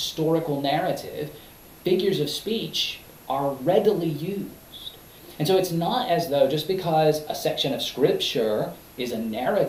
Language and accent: English; United States